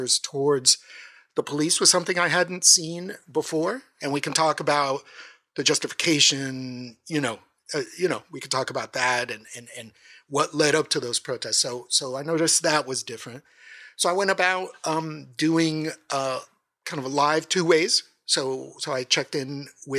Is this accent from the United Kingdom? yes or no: no; San Diego, California, United States; also born or lived in Mexico City, Mexico / Tijuana, Mexico / Baldwin Park, California; having been born in Mexico City, having grown up in Tijuana, growing up in San Diego too